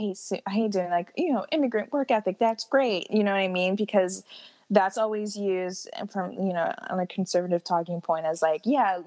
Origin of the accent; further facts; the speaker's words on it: United States; even though we're American or, like, we, like, straddle between American and our own cultures